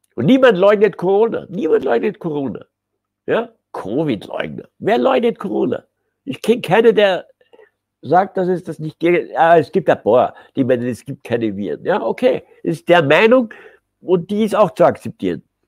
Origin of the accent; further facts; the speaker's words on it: Austria; uns in Österreich